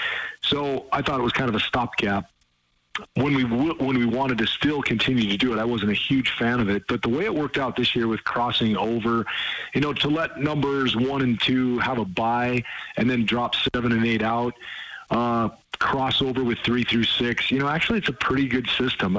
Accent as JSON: {"language": "English", "region": "Montana", "country": "United States", "tie": "born or raised there", "said": "growing up in Montana and playing in AA"}